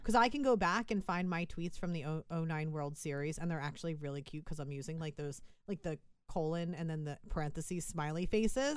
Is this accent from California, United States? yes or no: no; Philadelphia, Pennsylvania, United States; we're from Philadelphia